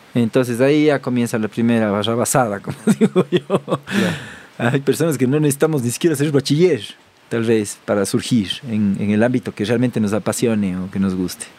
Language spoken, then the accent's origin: Spanish; Cuenca, Azuay, Ecuador; accent: cuencano; moved away; yo soy cuencano de nacimiento